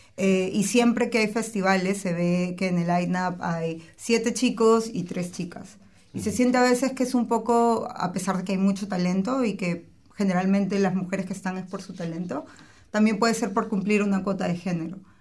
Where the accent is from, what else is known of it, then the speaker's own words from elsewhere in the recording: Peru; moved away; de Perú, yo soy de Perú